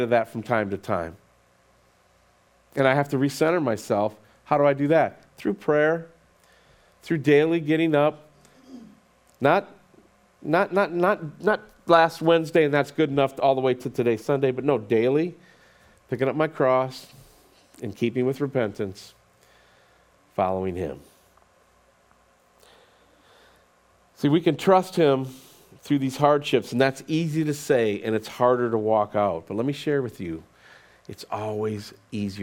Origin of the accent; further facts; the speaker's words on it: United States; as American Christians in 2022